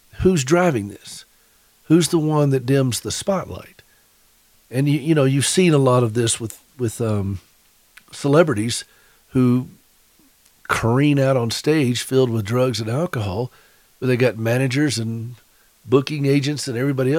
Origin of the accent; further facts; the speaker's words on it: South Carolina, United States; South Carolina, my home state